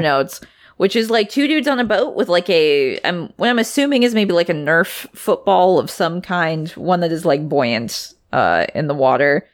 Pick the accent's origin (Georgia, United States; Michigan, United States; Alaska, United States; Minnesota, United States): Alaska, United States; Anchorage; I'm from Anchorage, which is much further south